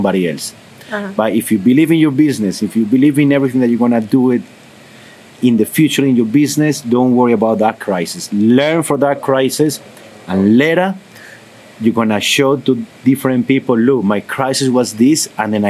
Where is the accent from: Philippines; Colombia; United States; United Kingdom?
Colombia; English is a second language; I'm from Colombia